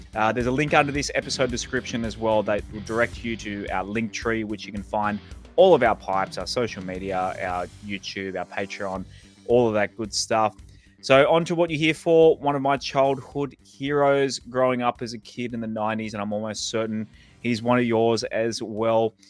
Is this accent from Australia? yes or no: yes; Terrigal, New South Wales, Australia; moved away; grew up in Terrigal